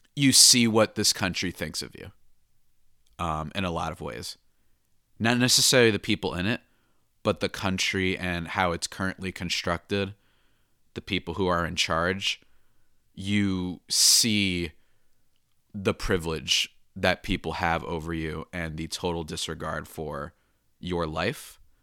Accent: New Jersey, United States; I am from the good old dirty New Jersey

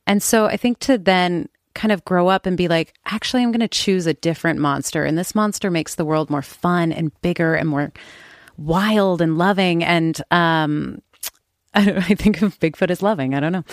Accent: Oakland, California, United States; I grew up in Oakland

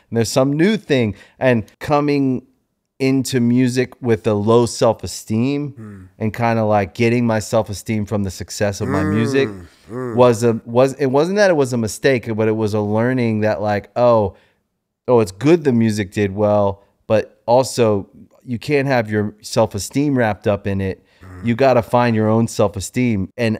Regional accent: Maryland, United States; I was always like from Maryland. Now I'm from the more like PG and Charles County side, so that's okay. More like DC side.

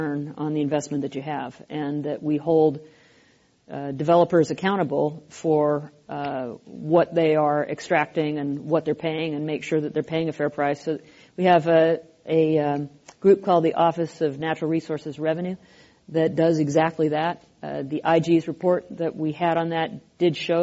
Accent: Pacific Northwest, home state of Washington, United States; I come from the Pacific Northwest

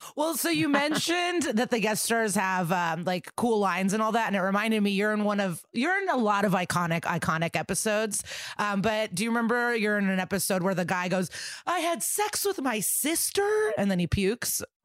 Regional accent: Skokie, Illinois, United States; I'm from Skokie

